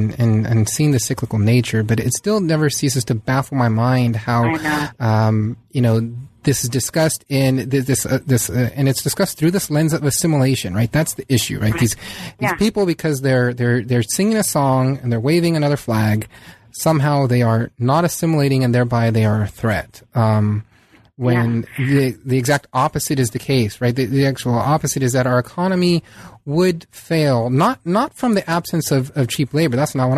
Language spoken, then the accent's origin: English; San Diego, California, United States; I mean, I grew up in San Diego, and there's a very small Little Italy there